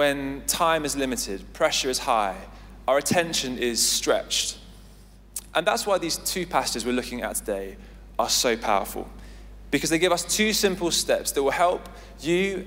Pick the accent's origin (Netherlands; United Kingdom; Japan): United Kingdom; Essex, East of England; now in London, United Kingdom; I grew up in Essex